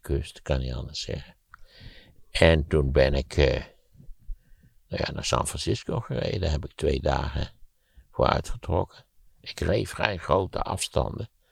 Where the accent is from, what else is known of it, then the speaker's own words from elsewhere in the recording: Netherlands; En dat je als Nederlander denkt, en zeker als Nederlander zoals ik